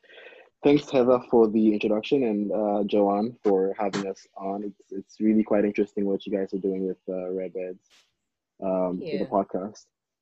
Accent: Ghana; now in China; I'm originally from Ghana.

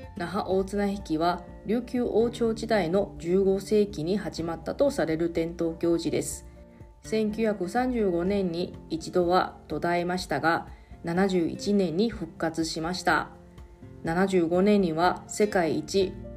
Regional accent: Taiwan; now in Okinawa, Japan; 私の地元の台湾ではですね

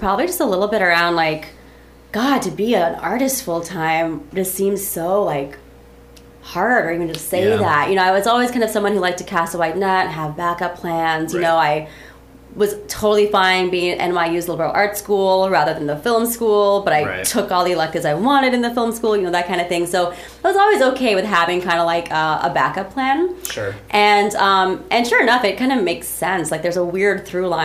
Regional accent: Midwest, United States; being in the Midwest, it was, you know, common that Second City's touring company would kind of skirt through my hometown

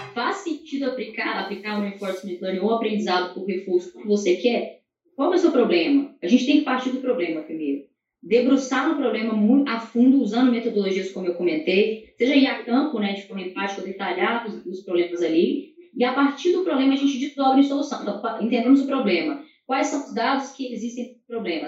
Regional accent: Minas Gerais, Brazil; como boa mineira

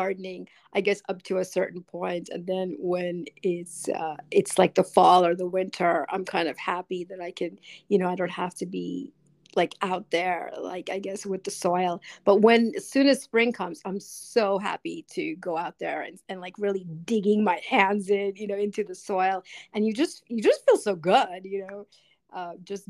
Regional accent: New York City, New York, United States; moved away; I grew up in New York City, so I grew up with concrete

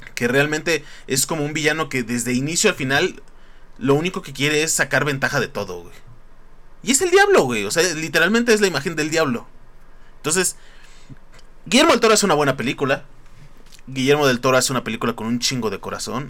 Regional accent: Mexico; somos mexicanos

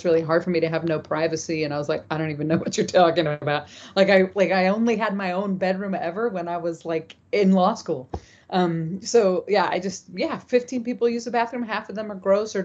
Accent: near Los Angeles, Southern California, United States; now in New York, United States; I grew up in Southern California, close to LA, right on the LA Orange County border

